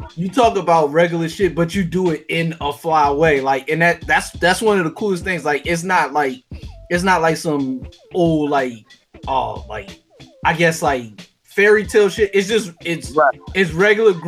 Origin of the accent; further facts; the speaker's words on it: Philadelphia, Pennsylvania, United States; now in Virginia, United States; I'm originally from Philly